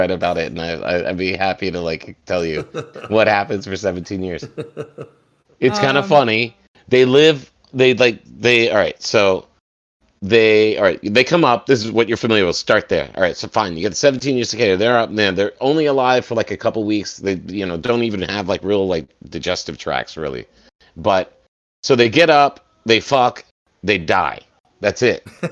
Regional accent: New York City, New York, United States; As a New Yorker

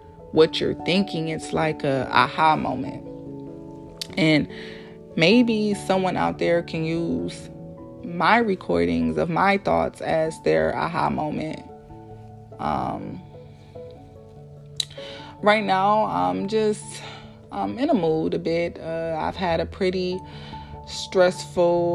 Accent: Milwaukee, Wisconsin, United States; moved away as an adult; now in Philadelphia, United States; moving away from my hometown, which is Milwaukee

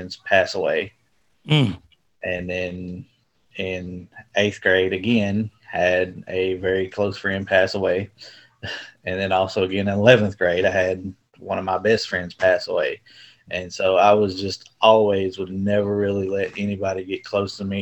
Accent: Camden, Arkansas, United States; also born or lived in El Dorado, Arkansas / Jonesboro, Arkansas; I was born in El Dorado, Arkansas. Grew up in Camden, about 30 minutes away

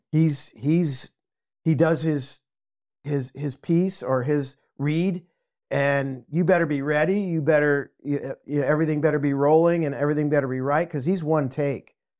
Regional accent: Albuquerque, New Mexico, United States; moved away as an adult; now in San Diego, United States; I grew up in Albuquerque, New Mexico.

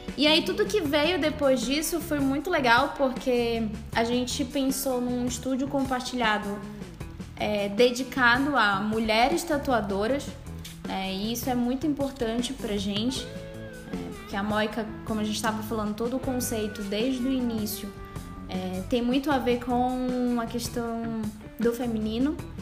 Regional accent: Belém, Pará, Brazil; eu sou de Belém do Pará, né? Sou do norte do país.

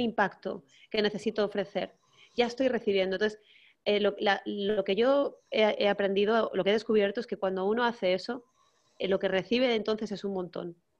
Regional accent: Canary Islands, Spain; no soy mallorquina, yo soy canaria

